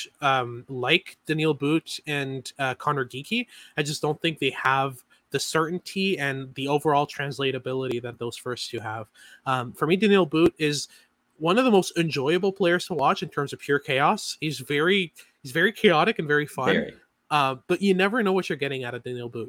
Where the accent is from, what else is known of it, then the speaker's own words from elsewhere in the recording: Montreal, Quebec, Canada; I'm from Montreal. I'm a Habs fan.